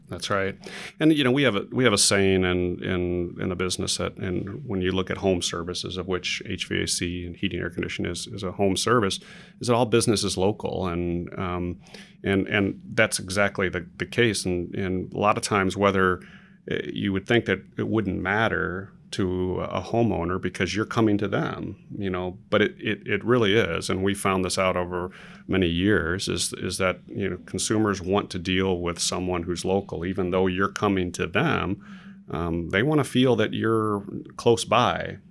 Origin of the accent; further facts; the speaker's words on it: Chicago, Illinois, United States; now in Dallas, United States; Originally from Chicago, Illinois, born and raised